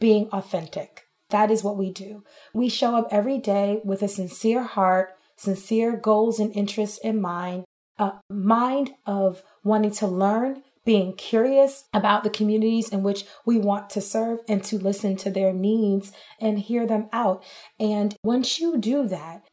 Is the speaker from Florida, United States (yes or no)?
no; New York, United States; moved away as an adult; now in Texas, United States; I'm from New York